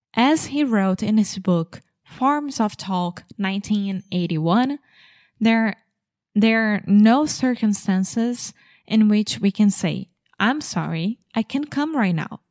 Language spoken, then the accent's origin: English; England, United Kingdom; I'm English